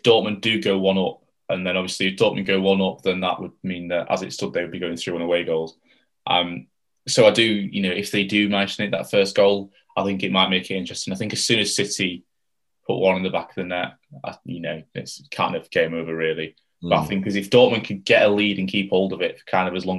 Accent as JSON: {"language": "English", "region": "England", "country": "United Kingdom", "said": "being an English fan"}